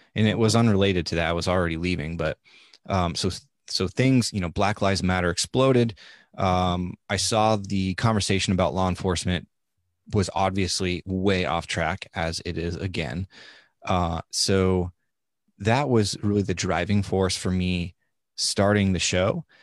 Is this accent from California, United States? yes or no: no; Nebraska, United States; moved away; I am from Nebraska. I am at least, as far as we can trace it back, about a seventh generation Nebraskan